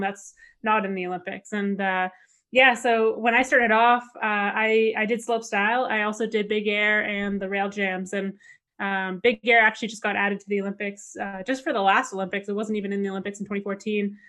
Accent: Canada; as a Canadian kid

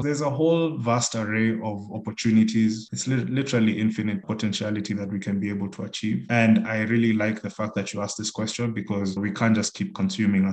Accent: Kenya; being a Kenyan

